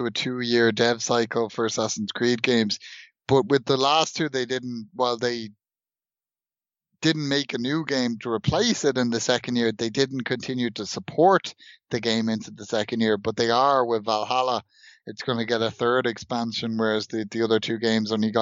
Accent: Ireland; born or raised there

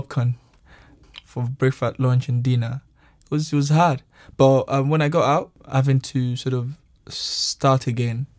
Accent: Nigeria; now in United Kingdom; I'm from Nigeria, and I've been in the UK for a while now.

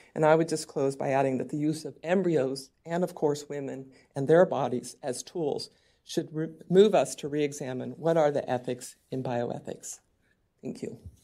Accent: California, United States; California, my home state

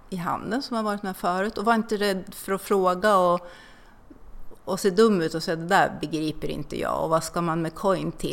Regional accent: Linköping, Östergötland, Sweden; jag är från Linköping

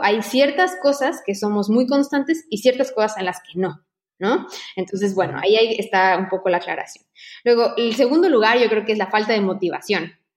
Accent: Mexico; moved away as an adult; now in Barcelona, Spain

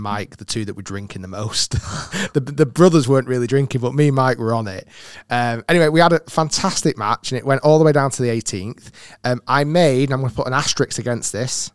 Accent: United Kingdom; being a Brit as well

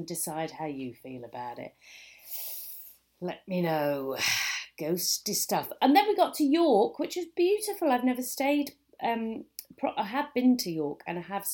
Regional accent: High Wycombe, South East England, United Kingdom; moved away; I went to my hometown last week of High Wycombe

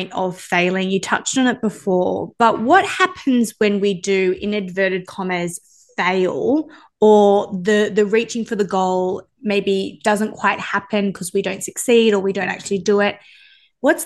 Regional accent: Sydney, New South Wales, Australia; You and I grew up in the same town, right? So we're both from Sydney

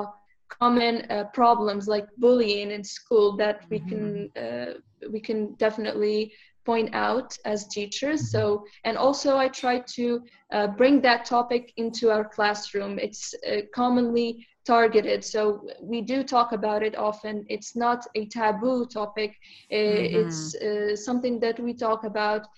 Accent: Morocco; now in Turkey; I am from Morocco

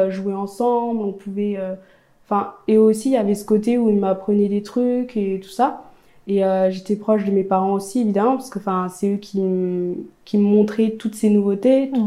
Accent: a small village in eastern France, France; also born or lived in Ethiopia; Donc à l'âge de 5 ans, je suis arrivée dans ma famille adoptive, dans un petit village dans l'est de la France

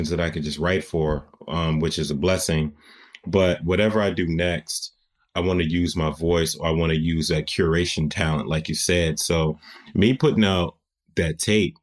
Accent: United States; accent: American; now in New York, United States; once they heard my accent, then they started treating me like, oh, you're American

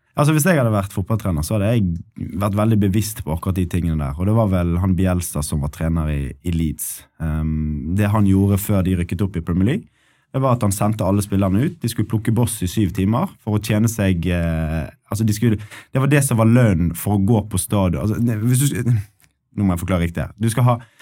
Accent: Bergen, Vestland, Norway; moved away as an adult; also born or lived in Ålesund; Jeg er bergenser

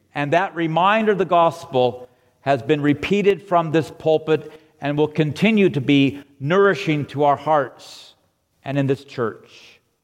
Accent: La Cañada Flintridge, California, United States; I grew up in La Cañada in the 50s and 60s.

